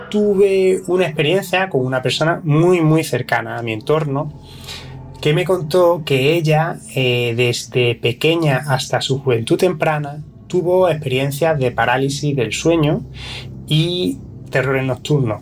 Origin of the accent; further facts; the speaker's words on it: province of Córdoba, Andalusia, Spain; aquí en la provincia de Córdoba se han dado, de que de donde yo procedo